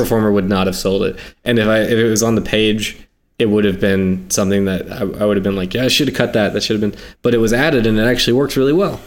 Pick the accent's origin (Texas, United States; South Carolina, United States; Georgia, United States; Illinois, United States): South Carolina, United States; I grew up in South Carolina.